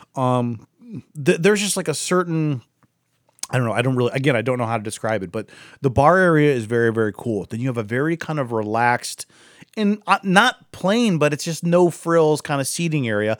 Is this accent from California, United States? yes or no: no; Akron, Ohio, United States; I'm from Akron.